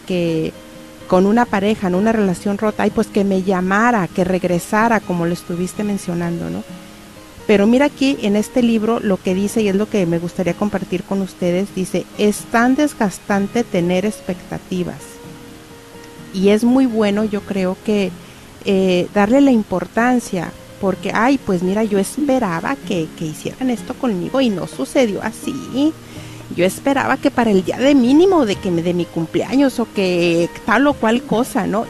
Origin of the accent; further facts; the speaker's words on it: Cuauhtémoc, Durango, Mexico; moved away; mi pueblo, Cuauhtémoc Durango